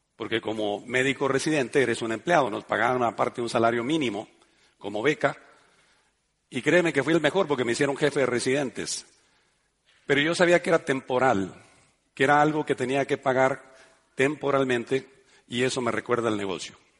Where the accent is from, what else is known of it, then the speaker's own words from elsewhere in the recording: Mexico; moved away; also born or lived in Spain; yo quería volver a mi ciudad, a mi pueblo